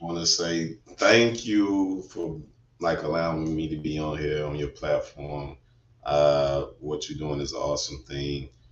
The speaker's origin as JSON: {"language": "English", "town": "Atlanta", "region": "Georgia", "country": "United States", "tie": "born or raised there", "said": "I was born and raised in Atlanta, Georgia. Yes, yes, uh, west side of Atlanta"}